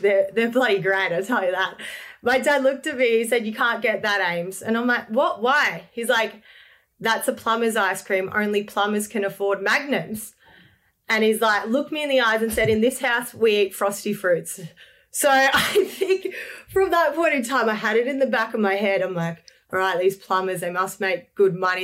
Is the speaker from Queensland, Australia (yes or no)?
no; Lilydale, Victoria, Australia; I grew up in Lilydale, Victoria with my beautiful family